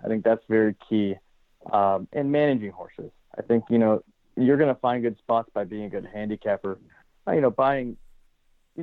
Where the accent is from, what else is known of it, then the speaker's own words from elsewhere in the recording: Southern California, United States; growing up in Southern California